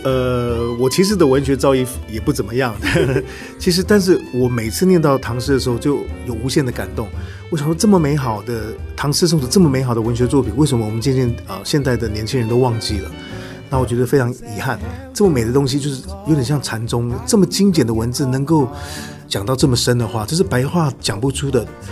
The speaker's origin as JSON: {"language": "Chinese", "town": "Taipei", "country": "Taiwan", "tie": "born or raised there", "also_born_or_lived": "Taoyuan", "said": "我住在台北，我在台北出生，然后嗯。我的故乡在桃园，因为桃园就在台北的旁边"}